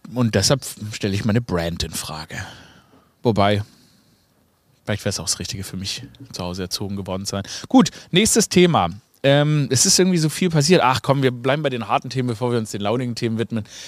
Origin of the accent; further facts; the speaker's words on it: Stuttgart, Baden-Württemberg, Germany; Ich komme ja aus Stuttgart